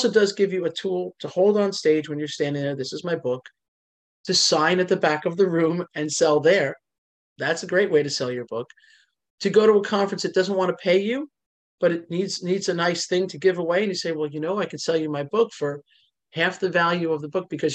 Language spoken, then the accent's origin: English; New Jersey, United States; I am Italian and from New Jersey.